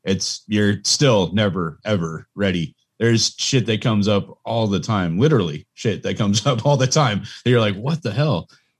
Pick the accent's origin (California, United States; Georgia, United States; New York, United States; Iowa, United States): California, United States; Bay Area; I grew up in the Bay Area, so I got to rep my hometown.